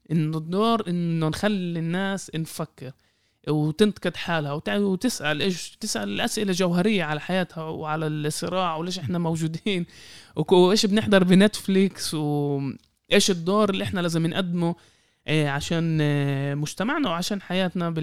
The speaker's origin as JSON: {"language": "Arabic", "country": "Palestine", "said": "يعني حتى مش كاقليه كفلسطيني احنا كميه المواد اللي انكتبت علينا"}